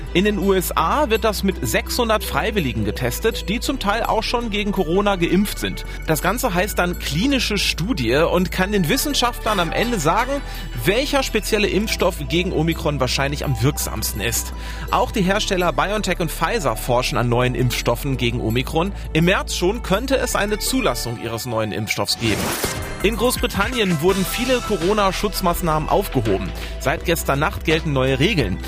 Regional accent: Germany; Bei uns in Deutschland

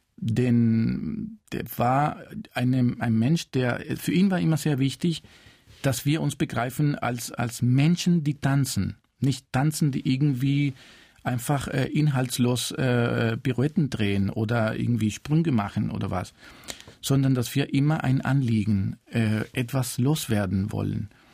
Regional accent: Cuba; German is a second language; moved away; also born or lived in Spain; ich bin in Kuba geboren, aber meine Familie äh, ist äh, zum Teil aus Spanien

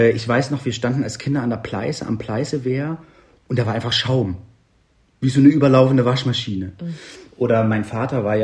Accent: East Germany, Germany; Das hat mich als, als Ossi-Kind total umgekrempelt, muss ich sagen, ja.

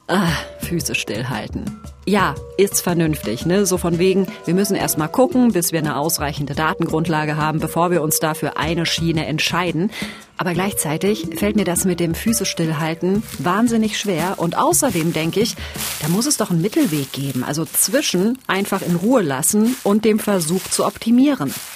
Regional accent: North Rhine-Westphalia, Germany; moved away; in der Ecke, wo ich herkomme, in Nordrhein-Westfalen.

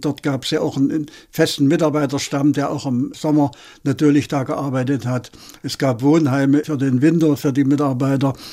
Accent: Ehrenfriedersdorf, Saxony, Germany; now in Berlin, Germany; Ich bin im Erzgebirge äh, groß geworden, in Ernfriedersdorf, eine kleine Stadt

